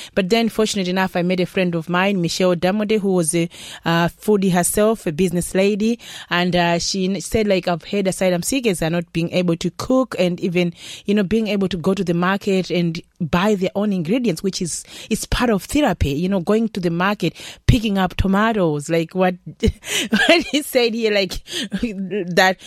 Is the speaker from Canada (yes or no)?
no; Malawi; now in Ireland; I'm coming from Malawi so our Malawian recipes